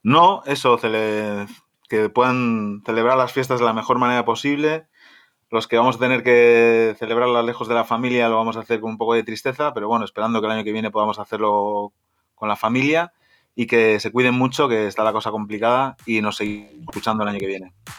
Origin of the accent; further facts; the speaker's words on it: Spain; como español que soy